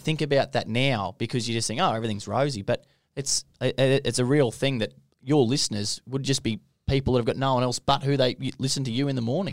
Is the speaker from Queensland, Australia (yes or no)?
yes; Longreach, Queensland, Australia; I'm from Longreach